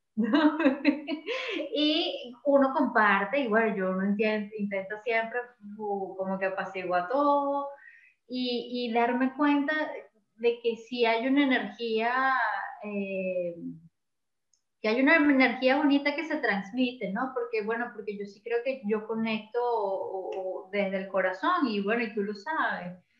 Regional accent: Venezuela; moved away as an adult; uno como como venezolano

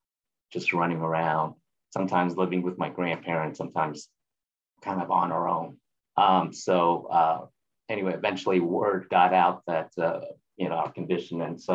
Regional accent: Vietnam; My family, most of my family, well, we're from Vietnam. Right after the war, for me, I was born in December 1975, which was right after the end of the fall of Saigon, which occurred in April 75.

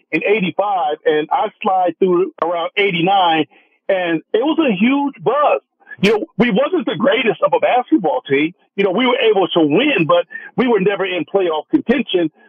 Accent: Oakland, California, United States; moved away as an adult; now in Sacramento, United States; I was born and raised in Oakland, California.

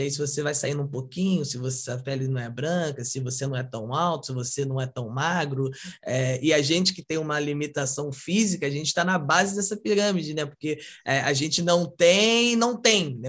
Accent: São Gonçalo, Rio de Janeiro, Brazil; sou de São Gonçalo, Rio de Janeiro, é uma comunidade e tal

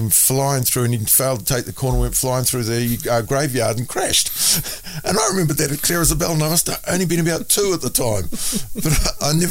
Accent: Mangere, Auckland, New Zealand; also born or lived in Raetihi / Ohakune; birth certificate states that I was born in Raetihi, but in reality, I was only there a matter of a couple of days, and the rest of it was in um, Ohakune. Uh, but I was, I wouldn't have even been a year old when we moved from there to Mangere.

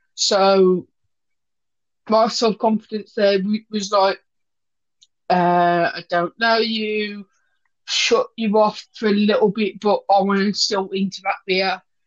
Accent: Wolverhampton, West Midlands, United Kingdom; we went to my hometown, Wolverhampton

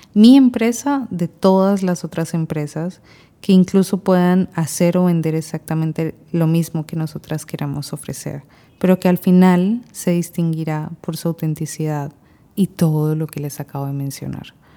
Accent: Colombia; moved away as an adult; now in Panama; Yo soy colombiana, pero vivo desde hace seis años en Panamá

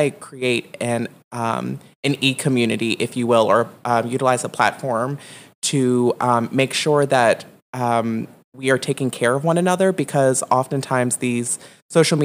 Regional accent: Richmond, Virginia, United States; I am from Richmond, Virginia. Originally, I grew up in the South Side, extremely impoverished

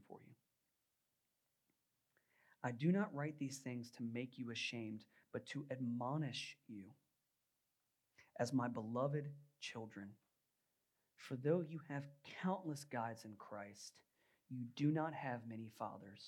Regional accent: Virginia, United States; I grew up in Virginia

